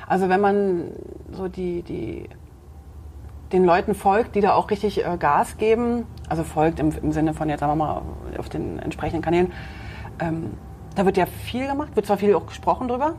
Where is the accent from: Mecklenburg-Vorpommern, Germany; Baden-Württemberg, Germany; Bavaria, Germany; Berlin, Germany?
Berlin, Germany; accent: Berlin; Ich bin ja in der DDR groß geworden